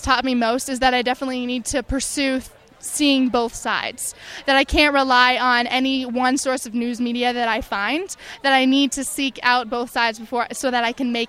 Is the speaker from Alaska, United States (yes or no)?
yes; Kenai, Alaska, United States; I'm from Kenai, Alaska.